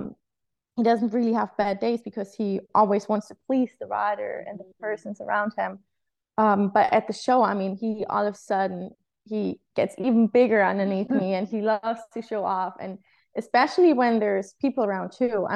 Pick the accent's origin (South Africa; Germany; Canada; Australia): Germany; I was actually riding for my home country, which was, I mean, a great honor, especially because, Germany is very competitive